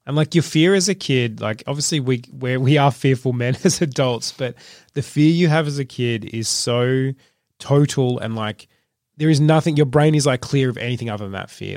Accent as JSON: {"language": "English", "town": "Trafalgar", "region": "Victoria", "country": "Australia", "tie": "born or raised there", "said": "I grew up in Trafalgar, my dad used to work in Melbourne"}